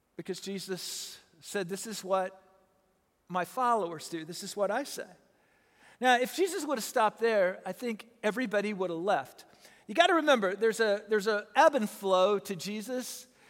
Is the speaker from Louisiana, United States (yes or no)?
no; Southern Illinois, United States; I'm from Southern Illinois